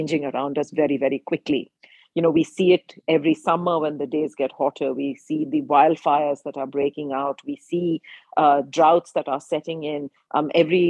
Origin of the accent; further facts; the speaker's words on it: India; growing up in India at the time